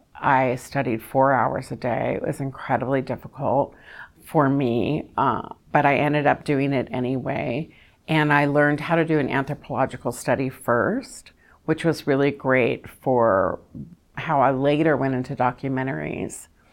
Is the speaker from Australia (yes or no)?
no; Kentucky, United States; now in Orange County, United States; I'm from Kentucky